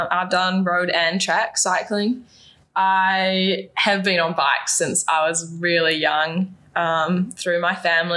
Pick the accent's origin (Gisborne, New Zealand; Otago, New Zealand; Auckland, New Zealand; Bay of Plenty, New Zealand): Auckland, New Zealand; I'm from Auckland, New Zealand